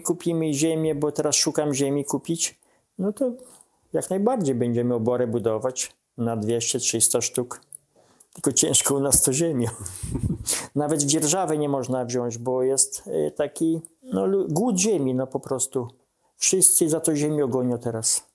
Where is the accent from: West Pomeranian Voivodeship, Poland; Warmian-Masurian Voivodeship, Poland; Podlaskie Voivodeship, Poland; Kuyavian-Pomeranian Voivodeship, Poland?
Podlaskie Voivodeship, Poland